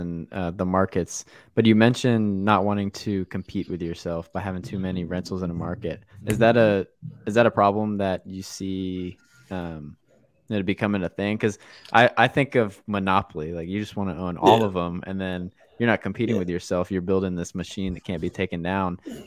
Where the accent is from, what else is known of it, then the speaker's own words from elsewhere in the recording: Florida, United States; I was from Florida, so we were Gators fans.